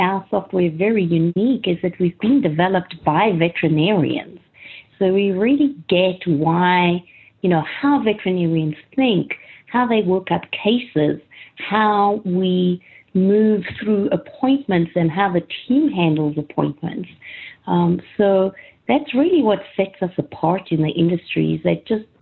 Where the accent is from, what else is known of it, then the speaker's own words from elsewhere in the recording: South Africa; moved away; I grew up in South Africa